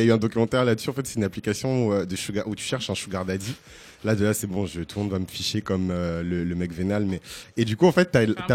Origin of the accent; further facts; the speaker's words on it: Bordeaux, Nouvelle-Aquitaine, France; now in Paris, France; j'ai grandi à Bordeaux